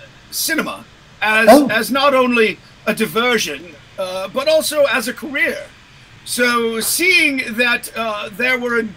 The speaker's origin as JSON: {"language": "English", "town": "Los Angeles", "region": "California", "country": "United States", "tie": "born or raised there", "said": "I was raised in the Los Angeles area."}